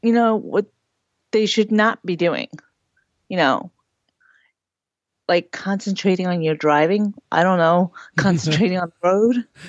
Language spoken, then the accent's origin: English; Sayville, New York, United States; So I'm from New York. Technically, it's a town called Sayville